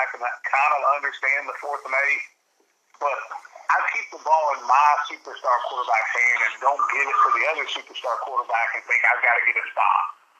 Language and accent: English; Owensboro, Kentucky, United States; I'm a kid from Kentucky